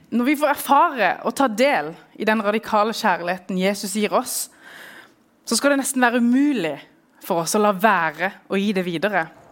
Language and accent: Norwegian; Norway; also born or lived in Middle East; jeg vokst opp i Norge